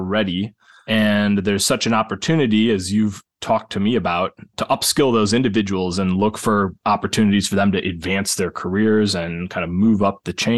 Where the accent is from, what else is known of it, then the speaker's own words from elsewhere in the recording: Milwaukee, Wisconsin, United States; moved away as an adult; now in St. Louis, United States; I grew up in the Milwaukee area and spent my whole adult life in St. Louis